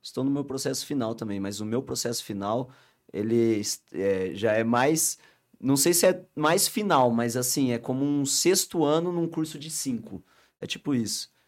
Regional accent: Rio Claro, São Paulo, Brazil; Nós somos de Rio Claro

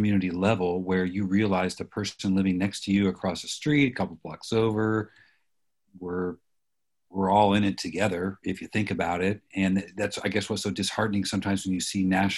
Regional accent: Midwest, United States; we're from the Midwest

